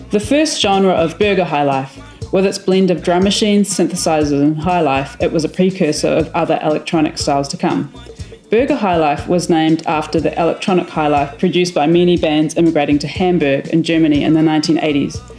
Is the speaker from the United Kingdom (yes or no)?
yes; London, United Kingdom; born there; my mum is from New Zealand, hence my accent. I was born in London, so I'm a bit of a globetrotter.